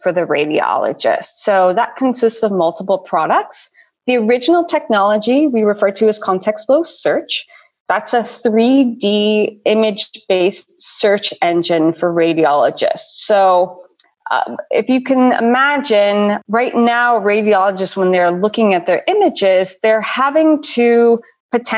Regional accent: Chicago, Illinois, United States; moved away as an adult; also born or lived in Los Angeles, United States; now in Vienna, Austria; I'm an American. I'm originally from the Chicago area

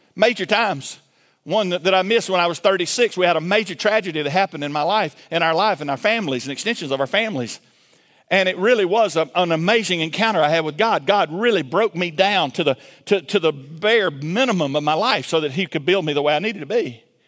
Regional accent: Milledgeville, Georgia, United States; I grew up in Milledgeville, Georgia

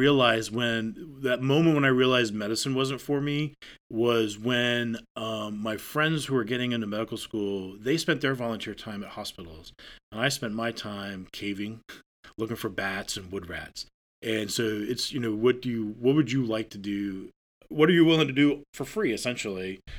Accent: Maine, United States; So I grew up in Northern Maine.

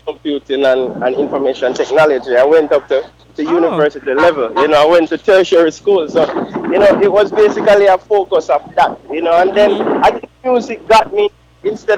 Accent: Cheesefield, near Linstead, Saint Catherine, Jamaica; I was born in Linsford, St. Catherine. I grew up in a small community called Cheesefield, which is just outside of Linsford, and Linsford is in St. Catherine

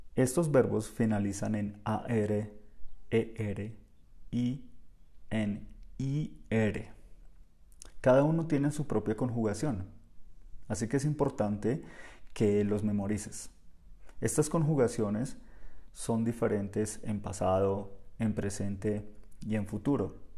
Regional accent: Bogotá, Colombia; Nosotros hablamos diferente en Bogotá, yo soy bogotano

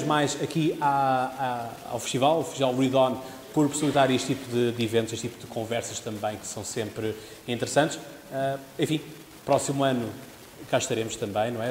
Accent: Portugal; eu sou português, isto é em Portugal

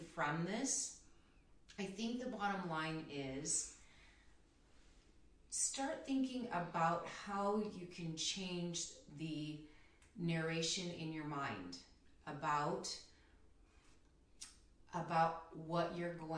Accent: Philippines; I'm Filipino, so it's called Filipino time

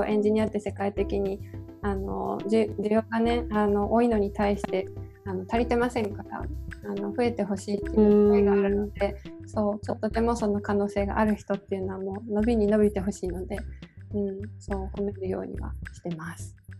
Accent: Hiroshima, Japan; 広島の出身

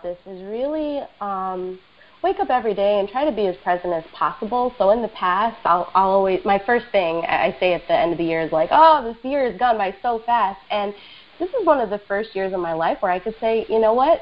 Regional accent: New York City, New York, United States; I am a native New Yorker, ride or die, and I was born and raised in Queens

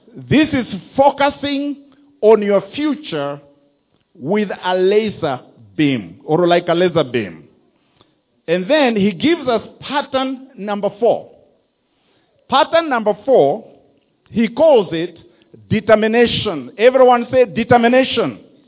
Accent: Rift Valley, Kenya; moved away; also born or lived in Mogoga; I was born in Mogoga and my parents moved to the Rift Valley, and that's where I went to school. That's where I grew up.

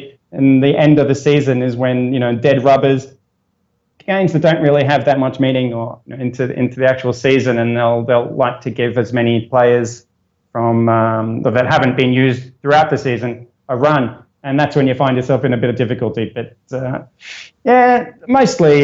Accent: Brisbane, Queensland, Australia; As you might have known from the accent, I come from the land down under. I'm from Brisbane, Australia. I am of Italian origin

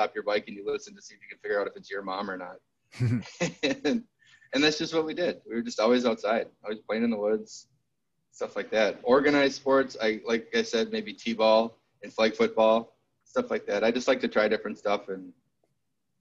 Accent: St. Joseph, Minnesota, United States; also born or lived in Hastings, Minnesota; I grew up in St. Joseph, Minnesota, which is right outside St. Cloud

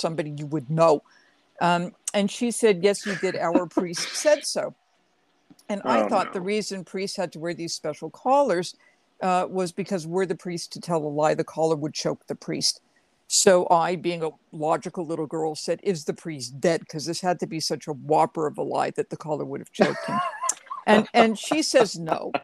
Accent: Massachusetts, United States; I'm from Massachusetts, and I grew up in a neighborhood that was predominantly Portuguese Roman Catholic

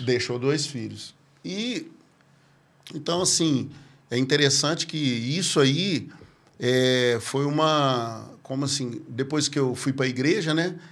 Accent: Patrocínio Paulista, São Paulo, Brazil; eu sou natural de Patrocínio Paulista, né? É a cidade ali do lado de Franca, né? Patrocínio Paulista. Nascido lá

